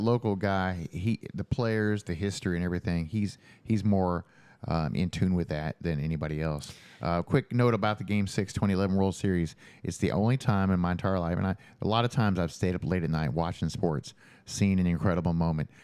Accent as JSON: {"language": "English", "town": "Jeffersonville", "region": "Indiana", "country": "United States", "tie": "born or raised there", "also_born_or_lived": "Louisville, Kentucky", "moved": "as an adult", "lives_now": "Bedford, United States", "said": "I grew up in Jeffersonville"}